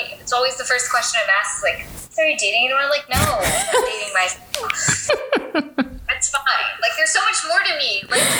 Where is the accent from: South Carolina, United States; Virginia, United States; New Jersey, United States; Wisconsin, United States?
Virginia, United States; also born or lived in Japan; So I was born in Japan, moved every 3 years throughout my life and up until high school. And then in high school, we planted roots in Virginia. And so went to high school in Virginia, went to college in Virginia